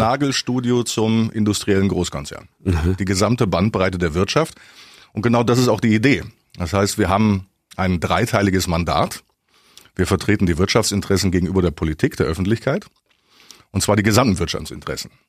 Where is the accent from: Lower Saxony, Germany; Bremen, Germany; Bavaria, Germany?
Bavaria, Germany; Augsburg; also born or lived in Düsseldorf / Lower Rhine, North Rhine-Westphalia; Düsseldorf geboren, Kindheit am linken Niederrhein und seit dem zehnten Lebensjahr in Augsburg